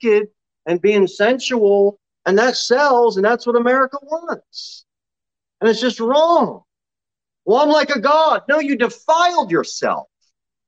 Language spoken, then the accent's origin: English; New Jersey, United States; moved away; We grew up in South Jersey